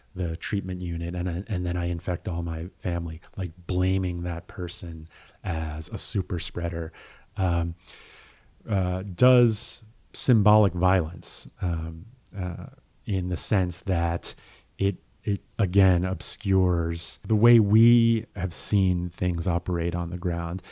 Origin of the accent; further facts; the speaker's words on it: United States; we as an American